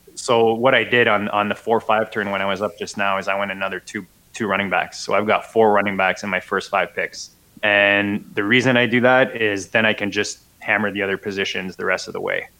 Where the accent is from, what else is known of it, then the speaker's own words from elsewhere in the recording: Canada; as a Canadian